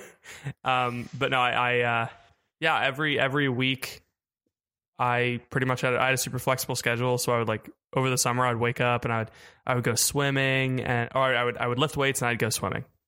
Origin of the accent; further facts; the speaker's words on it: Melbourne, Florida, United States; moved away as an adult; also born or lived in Houston; I'm from Melbourne, Florida.